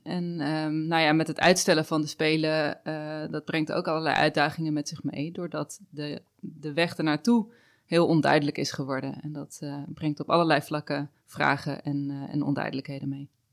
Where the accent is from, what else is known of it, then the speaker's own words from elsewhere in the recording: Netherlands; wij natuurlijk als Nederlanders